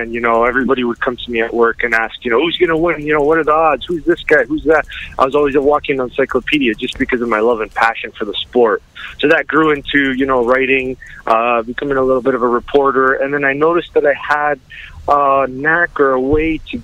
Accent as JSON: {"language": "English", "town": "London", "region": "Ontario", "country": "Canada", "tie": "born or raised there", "said": "London, Ontario, my hometown"}